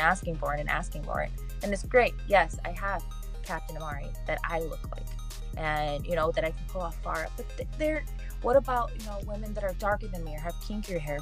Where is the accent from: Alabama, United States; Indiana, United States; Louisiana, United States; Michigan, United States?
Michigan, United States; moved away as an adult; now in Arizona, United States; I'm also from Michigan. And so, I mean, I went to schools all over